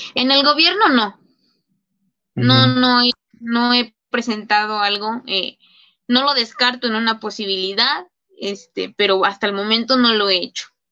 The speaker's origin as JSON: {"language": "Spanish", "region": "State of Mexico", "country": "Mexico", "said": "a mi país, México, y obviamente pues al lugar de donde yo soy, que es el Estado de México, donde yo vivo"}